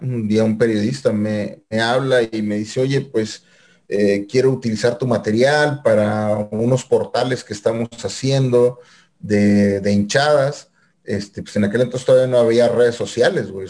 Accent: Monterrey, Nuevo León, Mexico; rayados del Monterrey de donde soy acá originario

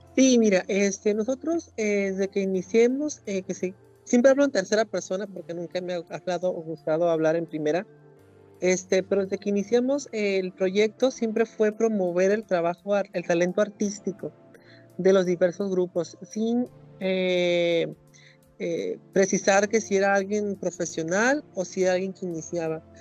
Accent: Mulegé, Baja California Sur, Mexico; moved away as an adult; now in La Paz, Mexico; yo soy de Baja California Sur, en un lugar que se llama Mulegé, que es al norte, del municipio

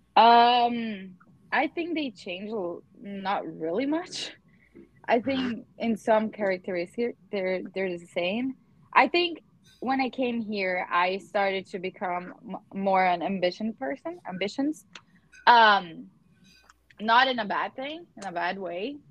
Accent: Teutônia, Rio Grande do Sul, Brazil; now in Potomac, United States; I live in Potomac, Maryland, in the US. But I am from south of Brazil, Teutônia, Rio Grande do Sul.

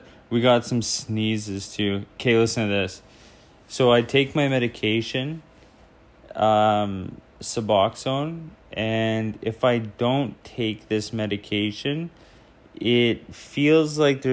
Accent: Ontario, Canada; now in Vancouver, Canada; Ontario originally, and I live in Vancouver now.

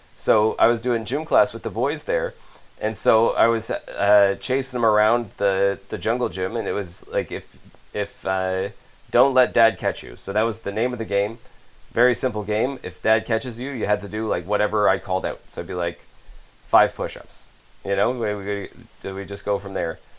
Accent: Canada; as a Canadian citizen

